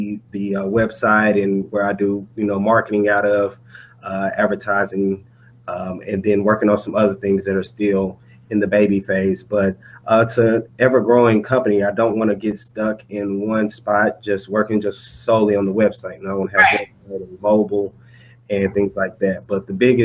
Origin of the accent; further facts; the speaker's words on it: Dallas, Texas, United States; I'm from Dallas, Texas